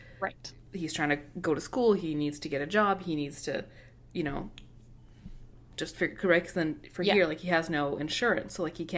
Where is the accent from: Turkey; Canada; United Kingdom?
Canada; For anyone who listening who doesn't know, we are Canadian.